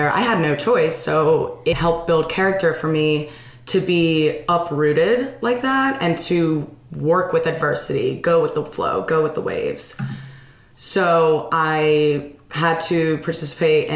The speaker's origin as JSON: {"language": "English", "region": "Virginia", "country": "United States", "tie": "born or raised there", "also_born_or_lived": "Liverpool, England", "said": "I grew up in Virginia. I was born in Virginia"}